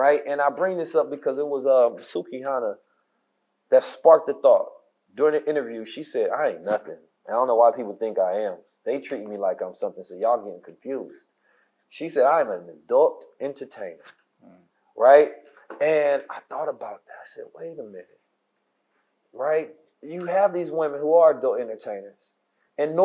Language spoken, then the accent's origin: English; Oakland, California, United States; When I was growing up in Oakland